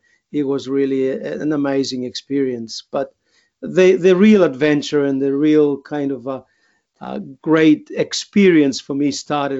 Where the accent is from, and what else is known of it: Greece; English is a second language; also born or lived in Queensland, Australia; now in Australia